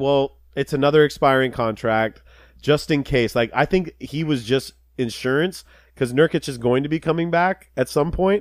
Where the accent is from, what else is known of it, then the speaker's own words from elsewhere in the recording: Los Angeles, California, United States; I'm from Los Angeles